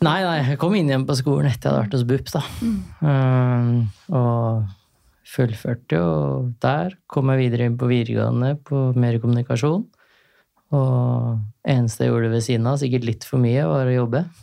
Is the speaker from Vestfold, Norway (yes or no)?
yes; Larvik, Vestfold, Norway; hjemme i Larvik